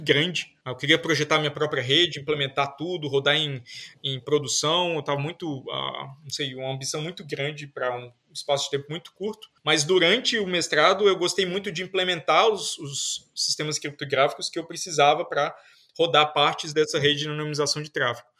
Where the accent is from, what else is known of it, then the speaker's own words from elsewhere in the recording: João Pessoa, Paraíba, Brazil; moved away as an adult; also born or lived in Campina Grande / Brasília; Eu, eu nasci em Campina Grande, morei boa parte da minha vida em João Pessoa, na Paraíba, fiz vestibular lá